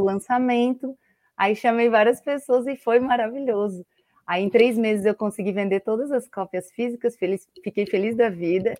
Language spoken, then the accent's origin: Portuguese; Blumenau, Santa Catarina, Brazil; now in Florianópolis, Brazil; sou natural de Blumenau, moro em Florianópolis